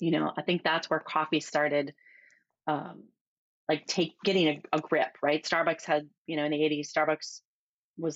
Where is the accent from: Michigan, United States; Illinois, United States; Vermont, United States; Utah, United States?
Michigan, United States; moved away as an adult; also born or lived in California / Oregon; I grew up in Michigan, and in my small town, when I grew up in, you know, the early 80s